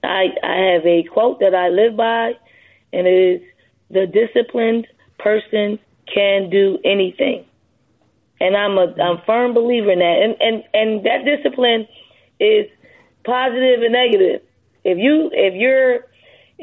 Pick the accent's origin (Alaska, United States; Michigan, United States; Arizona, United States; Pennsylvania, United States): Pennsylvania, United States; Philadelphia; growing up in Philly